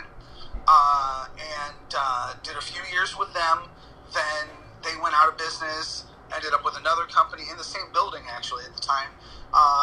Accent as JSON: {"language": "English", "town": "Hammond", "region": "Indiana", "country": "United States", "said": "I'm from Hammond"}